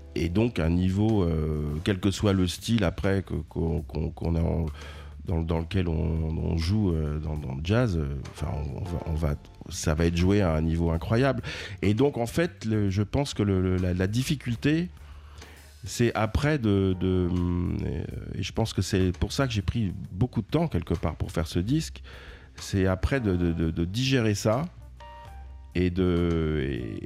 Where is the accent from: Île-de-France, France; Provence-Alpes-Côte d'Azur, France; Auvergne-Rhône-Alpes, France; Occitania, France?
Île-de-France, France; Paris; moved away as an adult; now in New York, United States; j'y ai, bah, grandi et puis c'est, c'est presque ma ville natale